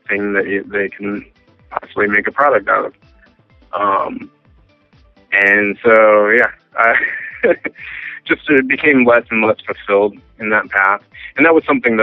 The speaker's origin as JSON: {"language": "English", "region": "Washington", "country": "United States", "tie": "born or raised there", "also_born_or_lived": "Seattle", "said": "I'm originally from Washington State, and lived a great deal of time in Seattle."}